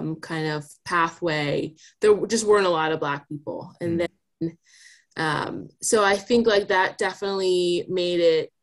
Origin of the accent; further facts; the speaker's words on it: New Jersey, United States; moved away as an adult; also born or lived in New York City; now in Seattle, United States; I grew up in New Jersey in like a really, like a fairly rural part of town.